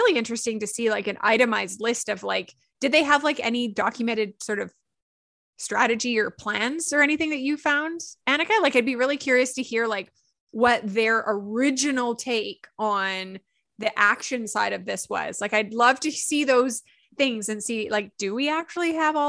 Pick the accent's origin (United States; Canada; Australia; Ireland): Canada; we're Canadian